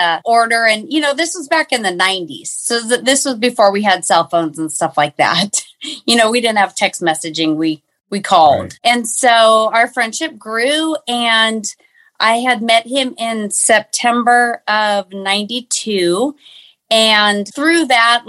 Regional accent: Phoenix, Arizona, United States; also born or lived in Fullerton, California; now in Peoria, United States; I was born and raised in Phoenix, Arizona

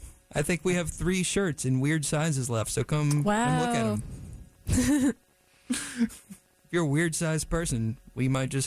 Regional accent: Zebulon, North Carolina, United States; Yeah, I'm from Zebulon.

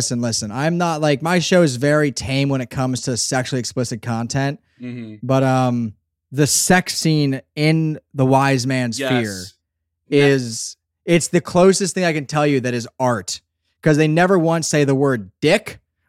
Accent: Pennsylvania, United States; I'm from Southeastern Pennsylvania. We're about … here. And we just remember the lines. You come out swinging from a South Philly basement, baby.

